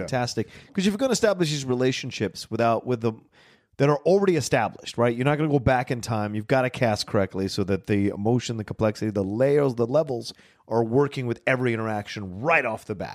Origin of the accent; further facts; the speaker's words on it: Dale City, Virginia, United States; when I grew up in Virginia at that time